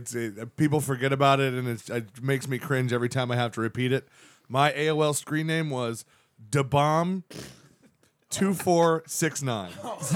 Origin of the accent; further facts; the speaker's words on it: Central Florida, United States; I'm a Virgo from Central Florida.